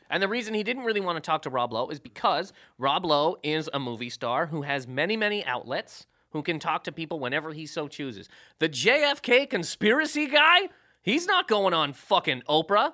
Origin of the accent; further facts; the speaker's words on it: Canada; moved away; I'm from Canada